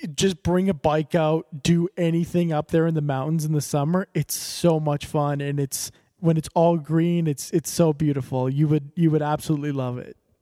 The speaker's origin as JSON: {"language": "English", "town": "Calgary", "region": "Alberta", "country": "Canada", "said": "I'm I'm from Alberta, from, well from Calgary"}